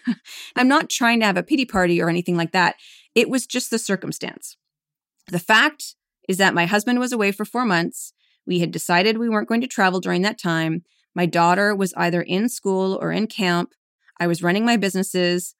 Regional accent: Calgary, Alberta, Canada; moved away as an adult; now in New York, United States; my husband and I are both originally from Canada. I was born in Calgary, Alberta

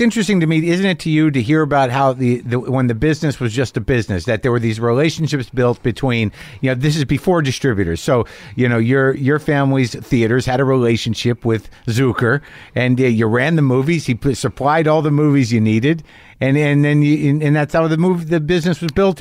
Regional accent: New Mexico, United States; my people are from Jersey. I grew up in New Mexico.

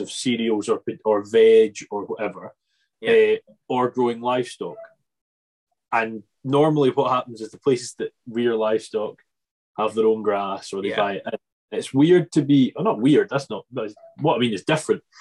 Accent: Arran, Scotland, United Kingdom; also born or lived in Ayrshire; we're from Arran, which is heavily beef and sheep

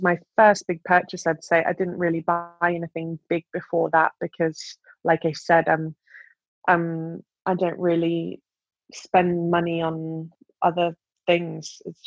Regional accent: United Kingdom; my home country at my home slam

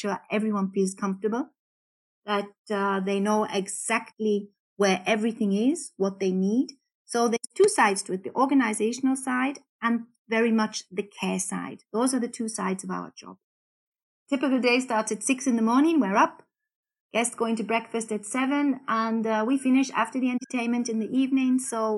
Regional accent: Newcastle, North East England, United Kingdom; accent: Geordie; moved away as an adult; now in Austria; Well, actually, I'm from the UK, from Newcastle. I have lost my Geordie accent somewhat.

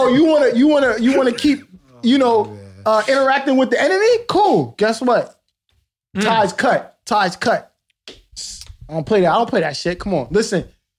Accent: New York, United States; yeah, nigga, I'm from New York. What the fuck you think this happens?

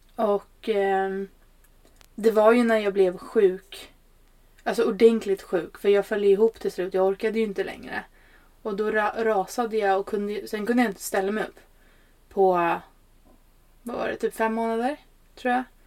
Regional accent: Stockholm, Stockholm County, Sweden; also born or lived in Norrland; kommer ju från Stockholm. Ehm, i botten så är jag ju en norrlänning, ja. Men, eh, är uppväxt i Stockholm

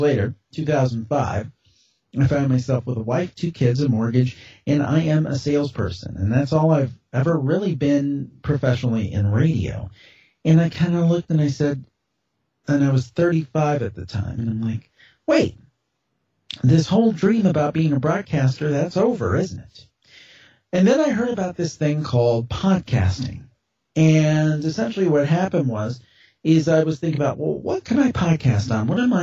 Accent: Cleveland, Ohio, United States; I'm calling from Cleveland, Ohio

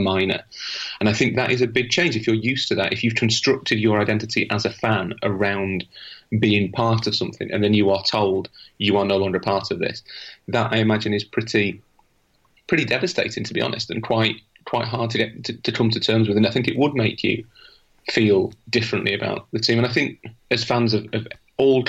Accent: United Kingdom; being British

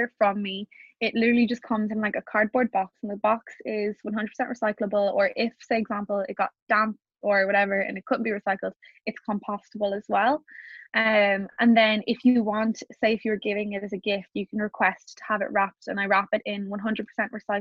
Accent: Ireland; being Irish

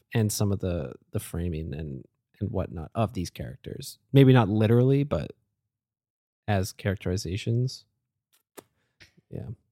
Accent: Canada; as a Canadian

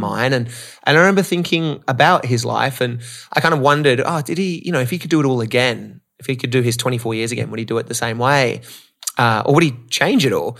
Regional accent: Australia; moved away as an adult; also born or lived in Canada; now in Los Angeles, United States; I grew up in Australia, living in L A now

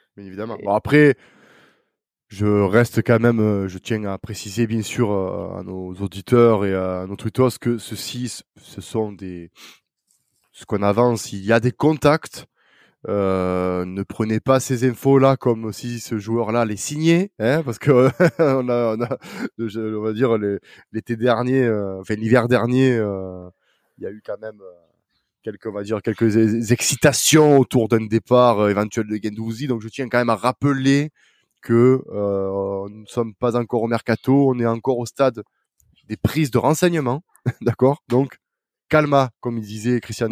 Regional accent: south of France, France; accent: accent chantant (southern); mon accent chantant

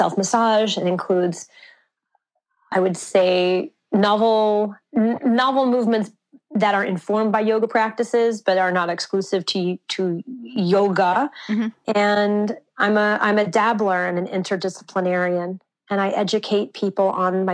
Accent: Santa Fe, New Mexico, United States; I grew up in Santa Fe, New Mexico, off the grid in a solar home.

